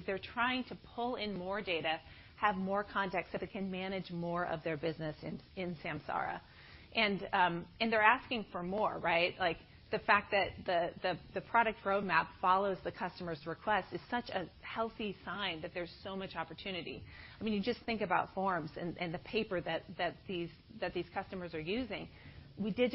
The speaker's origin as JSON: {"language": "English", "region": "Iowa", "country": "United States", "moved": "yes", "said": "I'm originally from Iowa"}